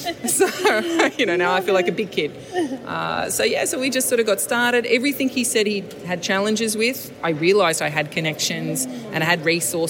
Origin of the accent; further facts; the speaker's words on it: Sydney, New South Wales, Australia; I'm born and raised in the Inner West. I'm never going to leave.